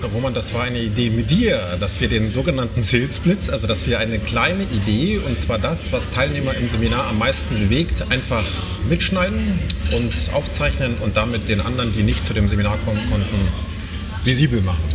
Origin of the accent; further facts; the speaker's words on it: Weißwasser, Saxony, Germany; ich komme aus Weißwasser. Das ist eine ganz berühmte Stadt.